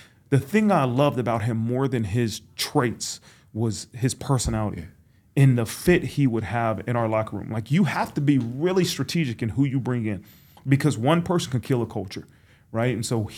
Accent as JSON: {"language": "English", "town": "Dayton", "region": "Ohio", "country": "United States", "tie": "born or raised there", "said": "I mean, that's when I was really, really growing up in Dayton, Ohio."}